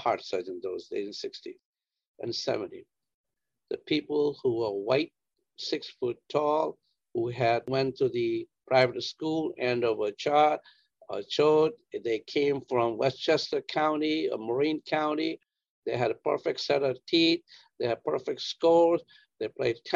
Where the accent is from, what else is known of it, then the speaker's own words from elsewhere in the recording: India; moved away as an adult; also born or lived in Worcester, Massachusetts / Rhode Island; now in United States; I grew up in India